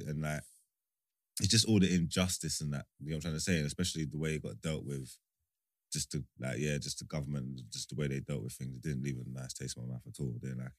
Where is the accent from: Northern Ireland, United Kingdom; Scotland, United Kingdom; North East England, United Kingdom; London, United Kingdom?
London, United Kingdom; I'm from East.